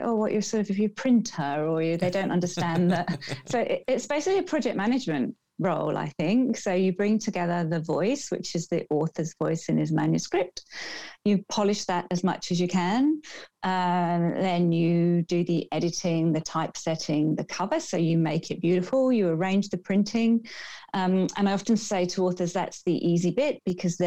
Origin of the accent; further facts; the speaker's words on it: Birmingham, West Midlands, United Kingdom; now in Australia; I was born in Birmingham in the UK